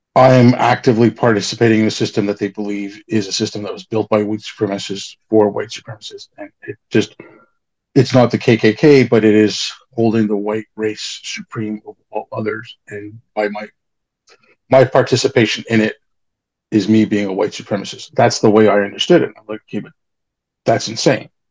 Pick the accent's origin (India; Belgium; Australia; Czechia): India; moved away; I'm brown. I'm from India.